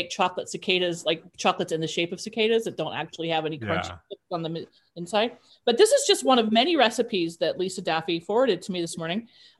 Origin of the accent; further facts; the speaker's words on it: Midwest, United States; when you grow up in the Midwest, that's what you call them.